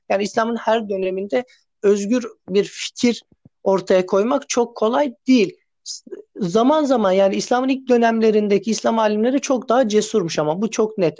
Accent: Sakarya, Turkey; moved away as an adult; also born or lived in İzmir; Ben e, 93 yılında Sakarya'da dünyaya geldim. E, lise ve ortaokul eğitimimi Sakarya'da tamamladım.

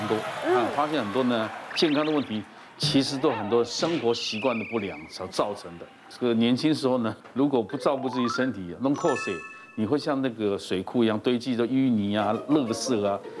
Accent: Taiwan; 我们台湾人先看，

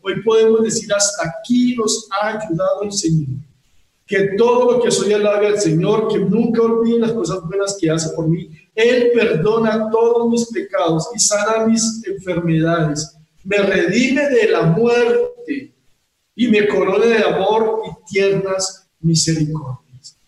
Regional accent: Bogotá, Colombia; como hijos de Dios, como colombianos, como bogotanos

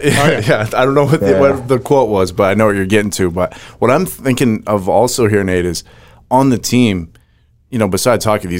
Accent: Maine, United States; I grew up in Maine. I grew up on a lake.

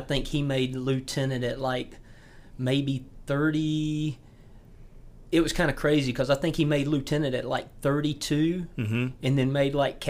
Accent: York County, South Carolina, United States; I grew up here in York County

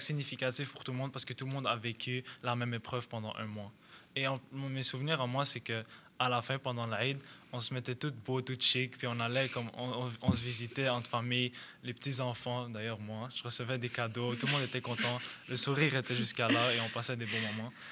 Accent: Montreal, Quebec, Canada; je suis canadien d'origine libanaise, alors je suis né ici

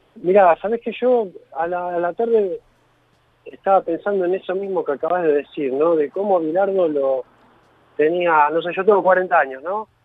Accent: Villa Gesell, Buenos Aires Province, Argentina; soy de Gessel

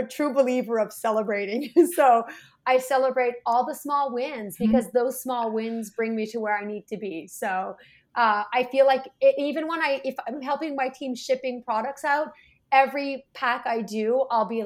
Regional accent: Canada; we're Canadian

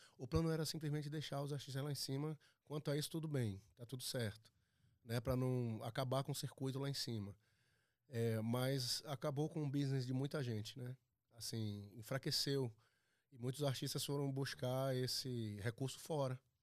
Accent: Bahia, Brazil; moved away; eu sou da Bahia

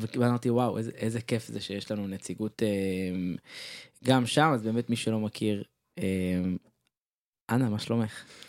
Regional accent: Ramat HaSharon, Tel Aviv District, Israel; אני רמת שרוני

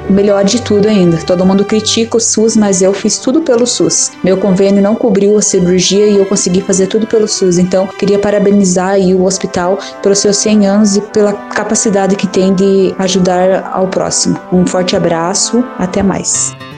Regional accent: Piraquara, Paraná, Brazil; sou aqui de Piraquara, do bairro Jardim Santa Mônica

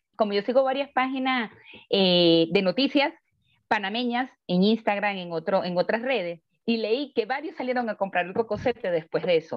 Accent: Venezuela; moved away; Yo le digo de Venezuela

